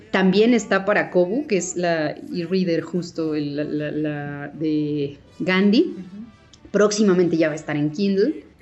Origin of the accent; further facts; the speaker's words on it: Mexico; así somos los mexicanos